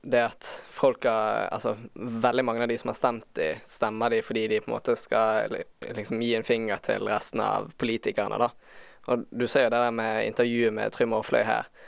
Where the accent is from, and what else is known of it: Norway